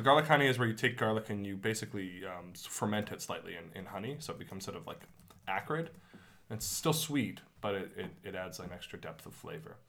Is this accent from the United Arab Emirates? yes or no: no; Canada; my hometown, Canada